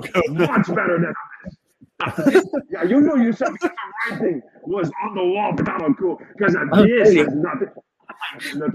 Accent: Samoa; And I say, oh, I'm from Samoa.

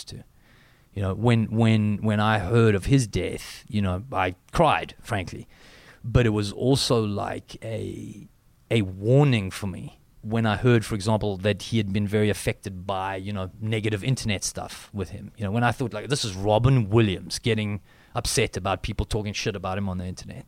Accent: South Africa; accent: South African

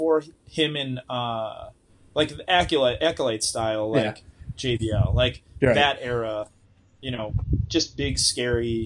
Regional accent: North Tonawanda, New York, United States; I'm from North Tonawanda, New York

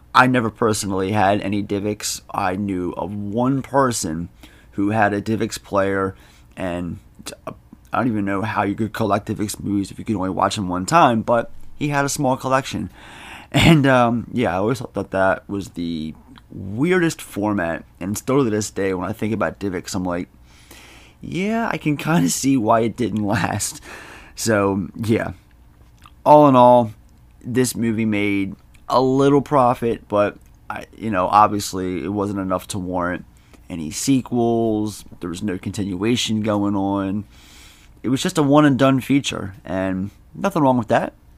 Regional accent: Baltimore, Maryland, United States; I'm from Baltimore

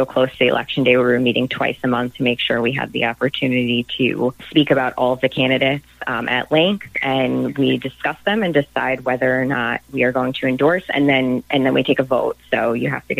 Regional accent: Nassau County, New York, United States; I'm from Nassau County

